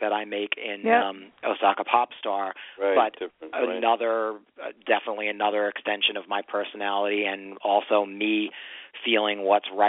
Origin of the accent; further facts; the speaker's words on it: New Jersey, United States; moved away as an adult; also born or lived in Manhattan, New York; now in New York, United States; I actually grew up in New Jersey